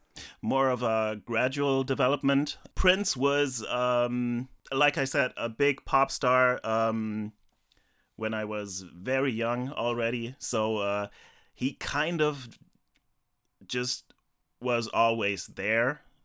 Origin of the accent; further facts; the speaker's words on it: Germany; born there; So, I was born in West Germany in 79, so a year after this came out.